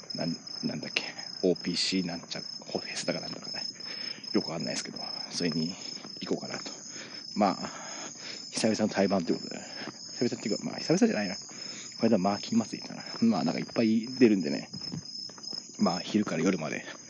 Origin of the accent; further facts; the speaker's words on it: Kanagawa, Japan; 僕は神奈川県民なんでね